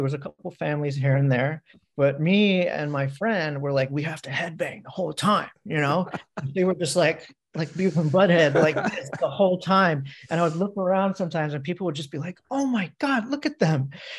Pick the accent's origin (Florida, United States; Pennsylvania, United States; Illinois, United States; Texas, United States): Pennsylvania, United States; Easton; I grew up in like an hour and a half from Philly. Okay. In Lehigh Valley. I was born in Easton, Pennsylvania. It's like an hour from New York.